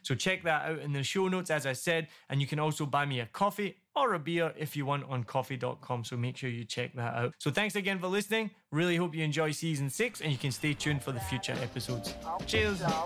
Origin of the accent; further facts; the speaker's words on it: Scotland, United Kingdom; I'm from Scotland and my family are all white